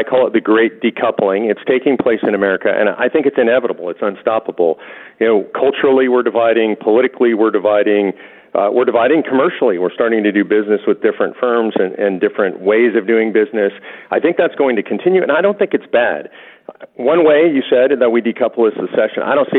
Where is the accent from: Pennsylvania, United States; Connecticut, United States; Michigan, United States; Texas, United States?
Texas, United States; for example, in my home state of Texas, the grassroots are still very active.